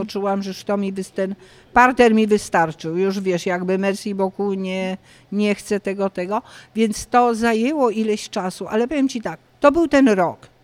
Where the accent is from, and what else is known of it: Poland; moved away as an adult; also born or lived in Paris, France